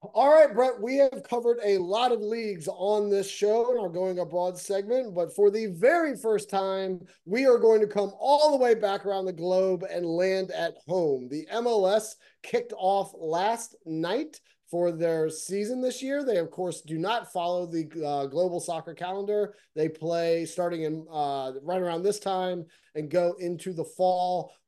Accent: United States

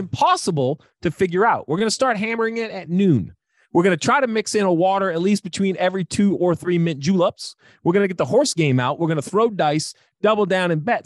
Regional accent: Northeast, United States; I'm from the Northeast

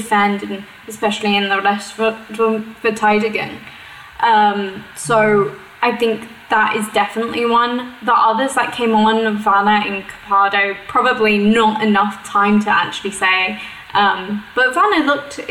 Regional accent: United Kingdom; now in Germany; my home country back in the UK

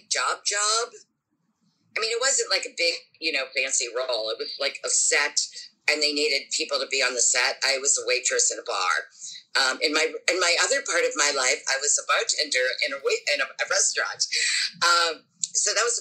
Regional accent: Pittsburgh, Pennsylvania, United States; moved away as an adult; now in New York, United States; I worked in my hometown of Pittsburgh, Pennsylvania, which is a very, very active theater town

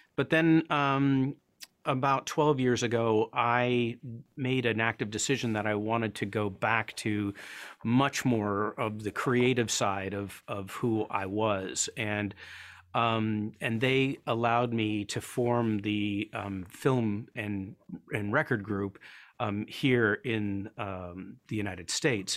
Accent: Paris, Ontario, Canada; also born or lived in Toronto; grew up, um, in a little town called Paris, Ontario, which is about seventy miles, kind of, a little bit southwest of Toronto. I was born in Toronto

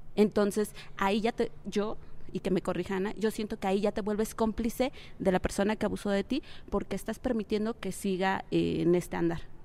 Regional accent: Mexico; mi propio país

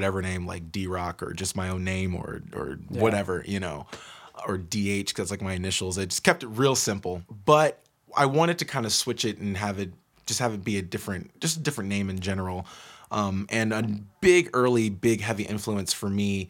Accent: Georgia, United States; now in Seattle, United States; growing up in Georgia as a kid

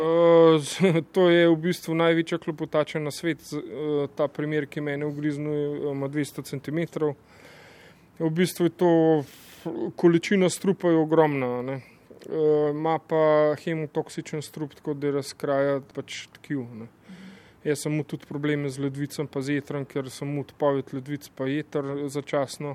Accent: Tržič, Upper Carniola, Slovenia; iz Tržiča

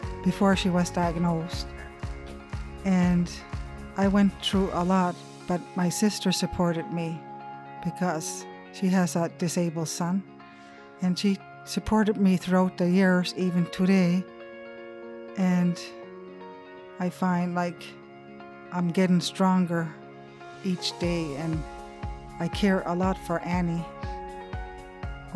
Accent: Wagmatcook, Cape Breton, Nova Scotia, Canada; I'm from Wagamukuk, Nova Scotia, Cape Breton, Canada.

